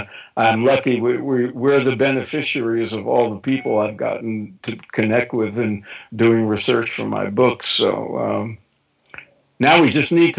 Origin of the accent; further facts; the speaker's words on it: New York, United States; moved away; back when I was growing up in New York